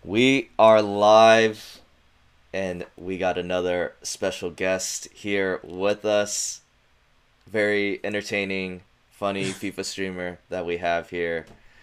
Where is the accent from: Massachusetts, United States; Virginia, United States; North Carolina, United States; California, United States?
California, United States; also born or lived in Orange County; I'm from Cali too, yeah.